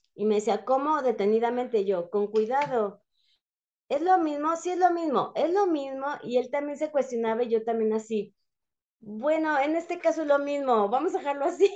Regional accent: Mexico; also born or lived in San Juan del Río, Querétaro

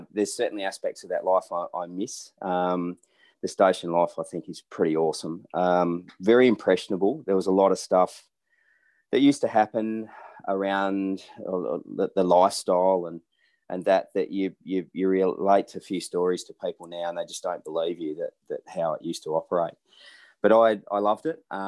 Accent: middle of Western Australia, Australia; also born or lived in Naracoorte/Bordertown area, South Australia / Adelaide, South Australia / Perth, Western Australia; draw a pinpoint in the middle of WA, and that was pretty close to where I grew up or finished schooling

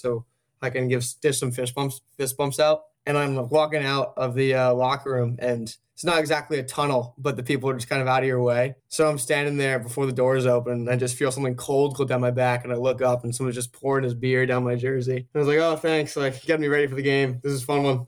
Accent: Darien, Connecticut, United States; moved away as an adult; now in Chapel Hill, United States; I'm from Darien, Connecticut, Northeast

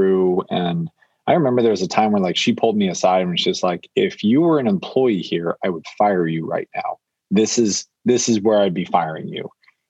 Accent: Naperville, Illinois, United States; I'm from Naperville, Illinois

